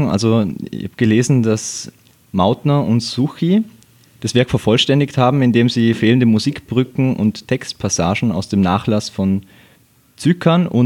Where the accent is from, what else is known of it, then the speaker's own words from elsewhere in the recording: Bregenz, Vorarlberg, Austria; Weiß nicht, ob du es weißt, aber wir sind ja beide aus Bregenz